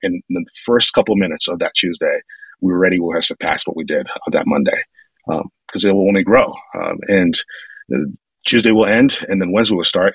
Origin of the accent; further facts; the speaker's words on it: northern New Jersey, United States; moved away as an adult; also born or lived in Brooklyn, New York; now in Phoenix, United States; I was born in Brooklyn, but then I really grew up in northern Jersey, so like maybe a half hour outside the city.